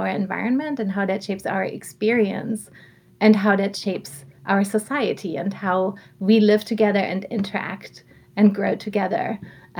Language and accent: English; Southern Germany, Germany; moved away; growing up in Germany, I come from a small town in southern Germany